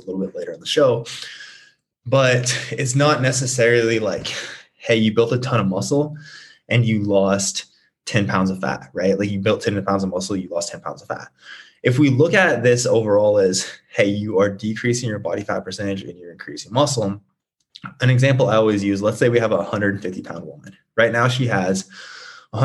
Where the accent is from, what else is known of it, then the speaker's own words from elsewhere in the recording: Nebraska, United States; now in Scottsdale, United States; I'm originally from Nebraska. I'm currently based in Scottsdale.